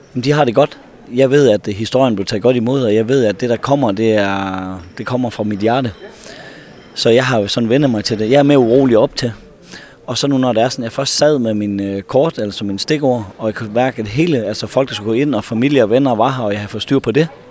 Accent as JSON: {"language": "Danish", "area": "North Jutland", "region": "North Denmark Region", "country": "Denmark", "said": "Jeg er så fra Nordjylland"}